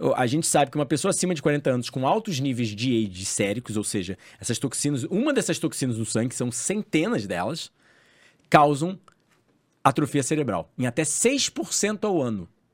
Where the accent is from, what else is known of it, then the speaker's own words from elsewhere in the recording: Rio de Janeiro, Brazil; Eu cresci na Barra da Tijuca